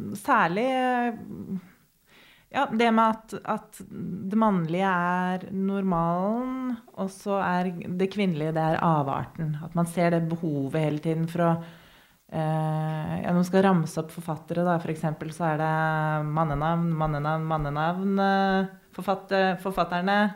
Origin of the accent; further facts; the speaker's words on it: Norway; Jeg er norsk.